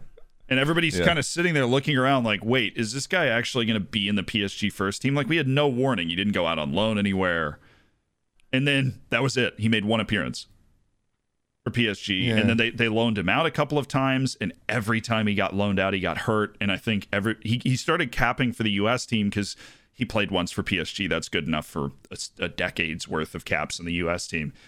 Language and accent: English; United States; I'm too American for my own good.